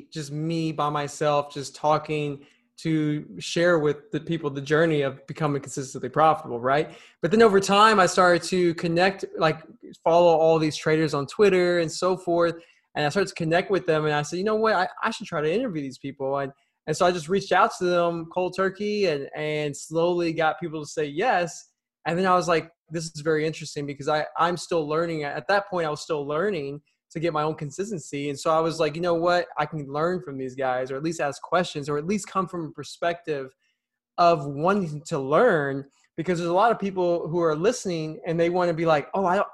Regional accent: Dallas, Texas, United States; I'm from Dallas.

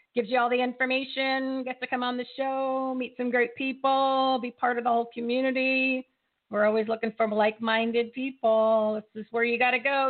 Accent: Bridgewater, New Jersey, United States; I'm from Bridgewater.

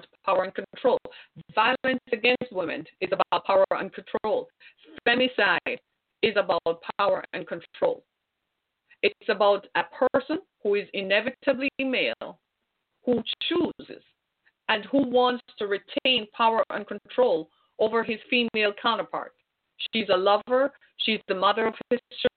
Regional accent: Jamaica; moved away as an adult; also born or lived in Orlando, Florida / Miami; now in United States; my home country, Jamaica

